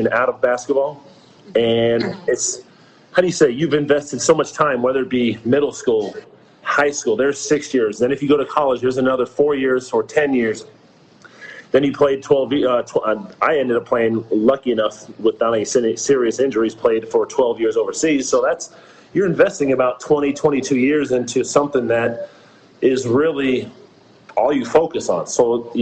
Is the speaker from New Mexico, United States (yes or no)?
no; Northern California, United States; I'm from Northern California. I'm from a small town of 6,000 hippies up in Northern California.